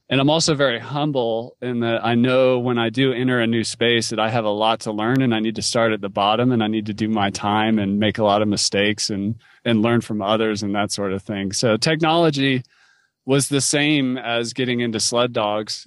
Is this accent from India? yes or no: no; North Carolina, United States; moved away as an adult; also born or lived in Alaska / Western US; I grew up in North Carolina where it doesn't snow that much